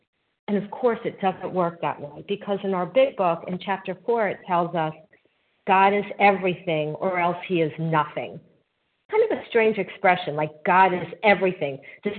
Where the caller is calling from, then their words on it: North Carolina, United States; also born or lived in New Jersey; I'm calling from North Carolina. I was formerly in New Jersey.